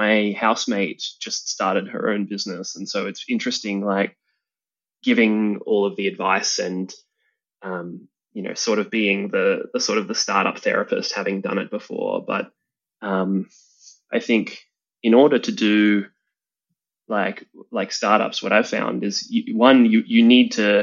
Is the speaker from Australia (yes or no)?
yes; Australia; I'm an Australian entrepreneur